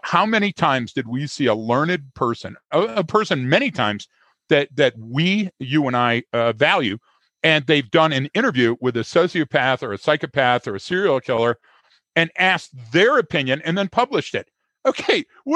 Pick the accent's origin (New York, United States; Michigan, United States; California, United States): Michigan, United States; Detroit; everybody that I know, specifically growing up in Detroit, was in the food service industry